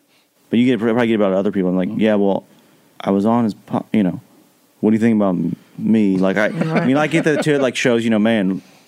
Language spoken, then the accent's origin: English; central Kentucky, United States; I'm from central Kentucky